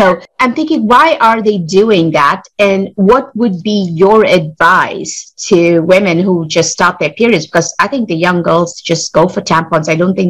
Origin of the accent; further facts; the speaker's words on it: India; English is a second language; now in United States; I came from India